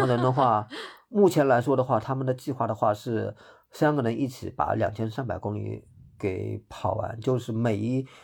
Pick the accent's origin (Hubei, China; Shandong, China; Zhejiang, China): Zhejiang, China; Hangzhou; 我是浙江人，我是杭州本地人